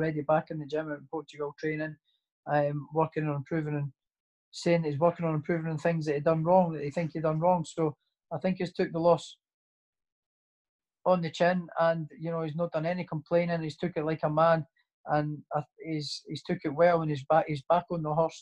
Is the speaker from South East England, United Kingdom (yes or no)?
no; Prestonpans, Scotland, United Kingdom; also born or lived in Edinburgh; my hometown as well, as the Preston Pan